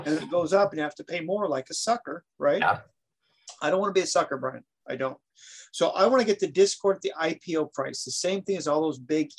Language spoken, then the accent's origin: English; Oregon, United States; moved away; I'm from Oregon, so I'm probably banned from ever going back there.